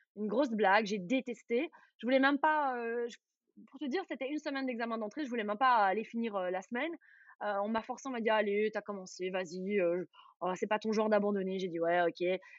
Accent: Charleroi region, Wallonia, Belgium; j'ai grandi dans la région de Charleroi

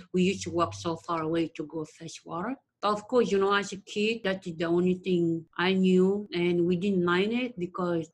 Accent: Uganda; now in Austin, United States; I was born and raised in East Africa, Uganda.

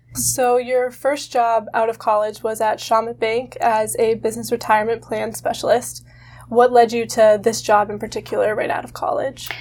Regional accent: Hudson, Massachusetts, United States; I'm from Hudson, Massachusetts

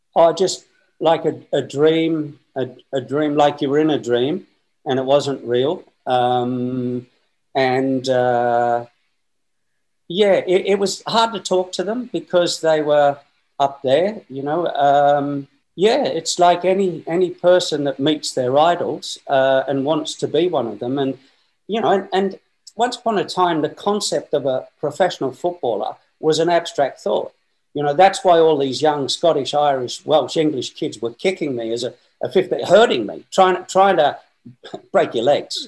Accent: Newcastle, New South Wales, Australia; moved away as an adult; I'm from Newcastle, Northern New South Wales, Australia

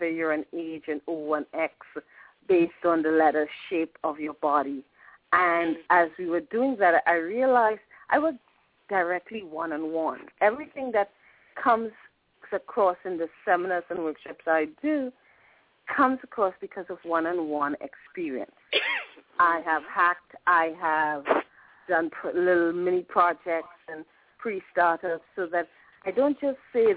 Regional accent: Trinidad & Tobago; moved away; I'm originally from the Caribbean, Trinidad and Tobago.

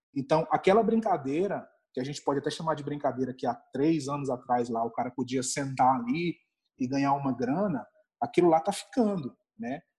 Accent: Brasília, Federal District, Brazil; eu sou aqui de Brasília, né? Moro aqui em Brasília

